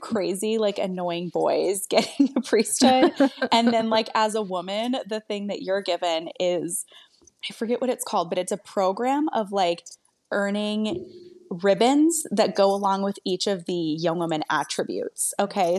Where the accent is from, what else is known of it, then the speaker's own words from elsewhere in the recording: Maryland, United States; moved away as an adult; also born or lived in Arizona; now in Phoenix, United States; I'm actually from Maryland originally